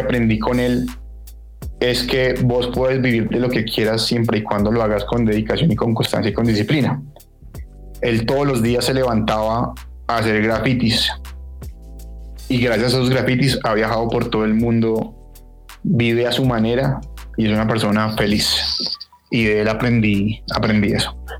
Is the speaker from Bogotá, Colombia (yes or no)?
yes; Bogotá, Colombia; me crié en Bogotá